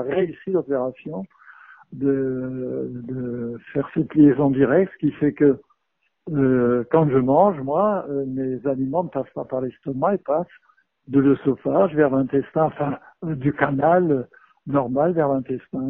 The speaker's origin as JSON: {"language": "French", "country": "France", "said": "chez nous en France"}